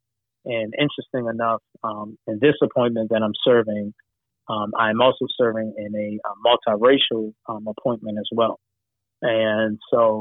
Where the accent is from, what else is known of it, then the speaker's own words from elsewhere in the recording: Baltimore, Maryland, United States; I'm a Baltimore boy, West Baltimore, all day long, okay. All day long. Yes, sir. The heart of the city, West Baltimore, Sandtown, Winchester, is the community that I grew up in Baltimore.